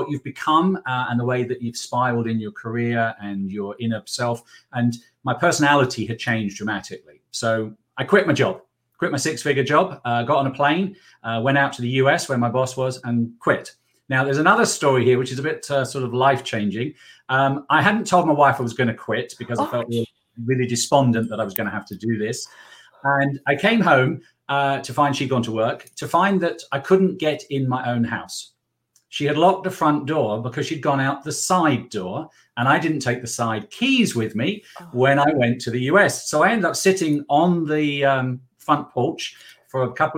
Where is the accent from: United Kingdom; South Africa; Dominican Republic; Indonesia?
United Kingdom; England; now in South Carolina, United States; We currently reside in South Carolina, where we're working with some clients, but you can guess from my accent that I'm from England